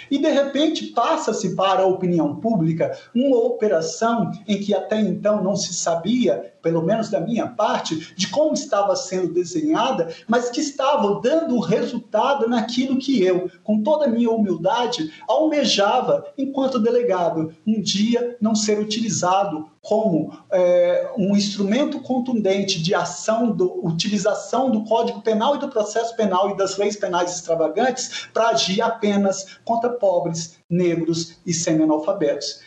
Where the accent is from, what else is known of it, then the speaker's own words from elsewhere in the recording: Vitória, Espírito Santo, Brazil; eu nasci no Espírito Santo, no interior do estado. Nós somos em seis filhos, eu sou mais novo, e com cinco anos de idade mudamos para a capital